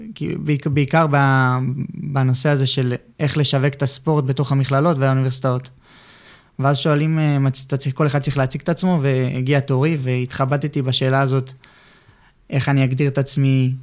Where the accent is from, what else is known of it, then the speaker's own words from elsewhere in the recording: Ramat Gan, Tel Aviv District, Israel; הבית ספר שלי ברמת גן